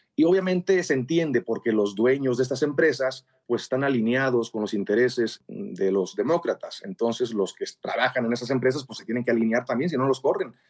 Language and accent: Spanish; Mexico; yo como mexicano, católico practicante y provida